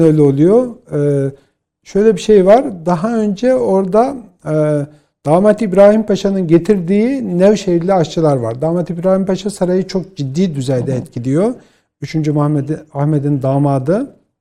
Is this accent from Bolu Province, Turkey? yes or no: yes; Bolu, Bolu Province, Turkey; born or raised there